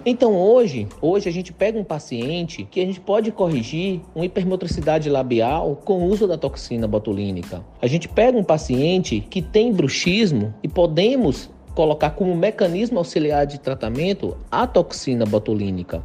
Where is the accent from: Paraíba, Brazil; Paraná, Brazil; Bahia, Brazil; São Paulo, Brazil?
Bahia, Brazil; interior of; also born or lived in Salvador; Eu sou do interior da Bahia